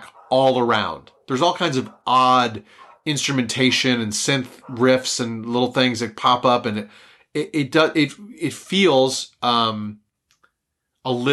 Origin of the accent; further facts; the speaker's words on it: Philadelphia, Pennsylvania, United States; We're from Philly